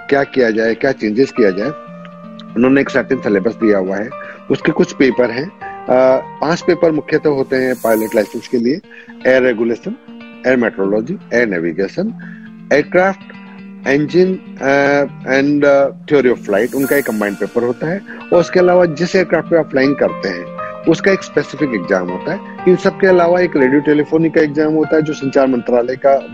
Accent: India; हमारी मातृभाषा है हिंदी से अच्छा क्या होता है यही बोलते हुए बड़े हुए

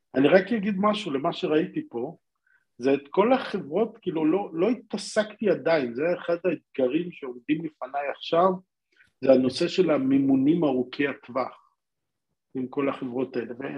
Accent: Israel; now in Singapore; אנחנו ישראלים

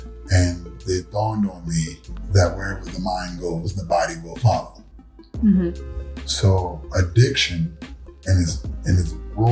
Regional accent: New York City, New York, United States; I was born in Bronx. Born in Bronx at Long Hospital, 1972

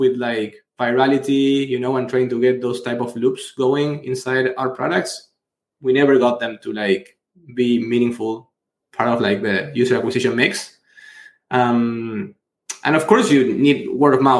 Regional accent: Argentina; I'm from Argentina, big into soccer

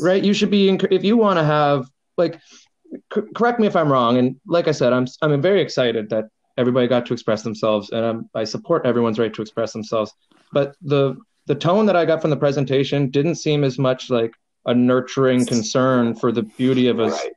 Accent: Canada; I'm an Irish Canadian

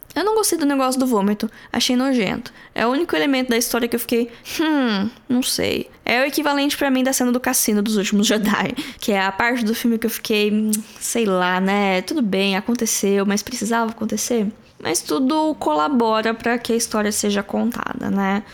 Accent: Brazil; nós brasileiros

